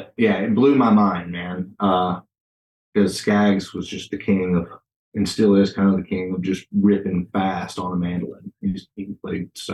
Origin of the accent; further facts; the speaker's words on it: Arkansas, United States; I'm from Arkansas. That's where I grew up.